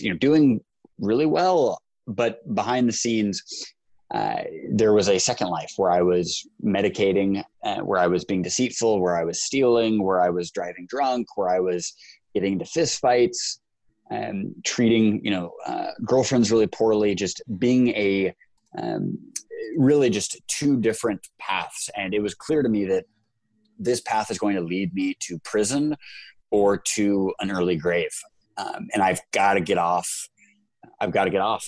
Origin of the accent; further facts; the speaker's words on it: United States; because I'm American